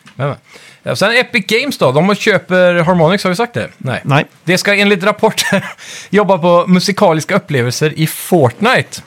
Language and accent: Swedish; Skee, Västra Götaland, Sweden; i Skee där jag växte upp när jag var liten